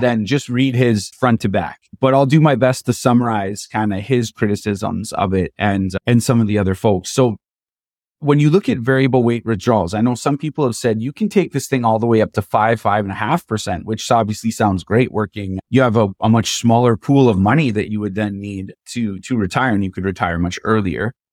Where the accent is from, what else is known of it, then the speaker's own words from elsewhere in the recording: Canada; as a Canadian